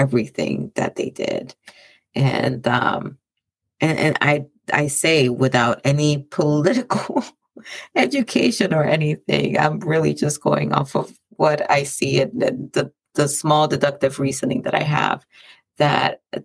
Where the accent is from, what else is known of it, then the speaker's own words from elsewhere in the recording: Dominican Republic; moved away; my home country, the island that I was born